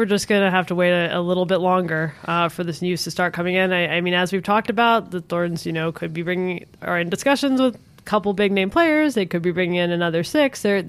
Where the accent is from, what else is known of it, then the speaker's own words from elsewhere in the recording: San Diego, California, United States; I'm from San Diego and they have great Mexican food.